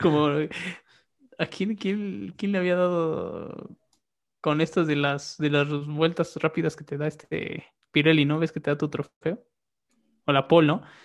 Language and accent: Spanish; Mexico; Como mexicano